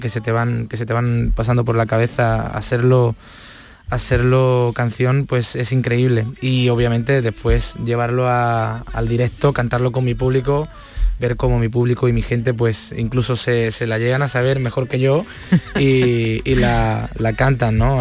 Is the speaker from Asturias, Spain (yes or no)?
no; Córdoba, Andalusia, Spain; yo soy cordobés